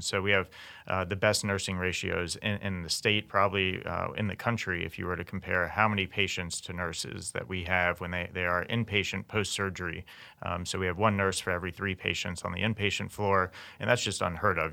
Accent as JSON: {"language": "English", "town": "Memphis", "region": "Tennessee", "country": "United States", "also_born_or_lived": "Kansas", "moved": "as an adult", "lives_now": "Kansas City, United States", "said": "I'm from Memphis, Tennessee originally, came out to K U in two thousand"}